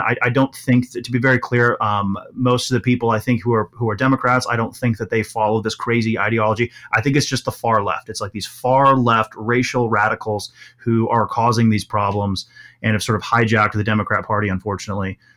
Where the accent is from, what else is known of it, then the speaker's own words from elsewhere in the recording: Milwaukee, Wisconsin, United States; also born or lived in Kenosha, Wisconsin; most of my childhood was in, was in, uh, Milwaukee proper.